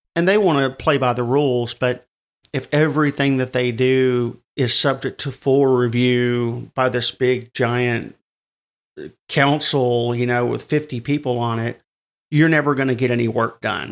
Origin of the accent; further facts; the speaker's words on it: the South, United States; I'm from the South